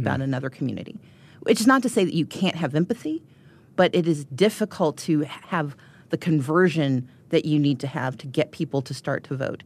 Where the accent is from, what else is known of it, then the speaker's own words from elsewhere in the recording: Georgia, United States; I'm from Georgia